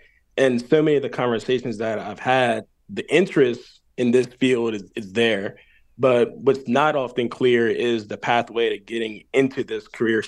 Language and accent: English; Eastern Shore of Maryland, United States; also born or lived in Baltimore County, Maryland; I'm from the Eastern Shore of Maryland, spent a few years living and working in Baltimore County. So when I moved back home, I really had an interest in getting more connected to my roots.